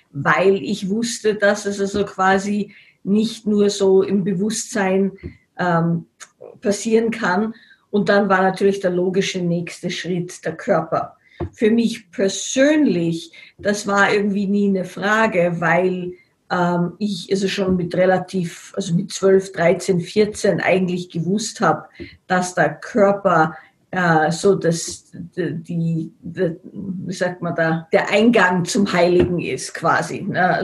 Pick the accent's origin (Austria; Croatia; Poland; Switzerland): Austria; Salzburg; ich bin in Salzburg aufgewachsen